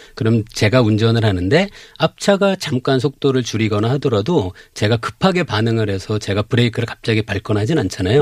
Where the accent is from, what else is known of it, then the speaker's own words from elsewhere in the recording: Cheongju, North Chungcheong, South Korea; moved away; 제 원래 고향은 청주인데요